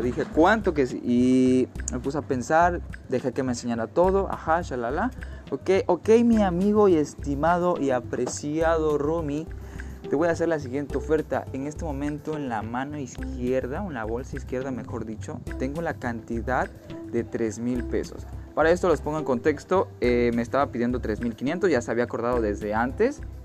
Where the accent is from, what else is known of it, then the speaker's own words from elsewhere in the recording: Mexico; also born or lived in Playa del Carmen; Como buen mexicano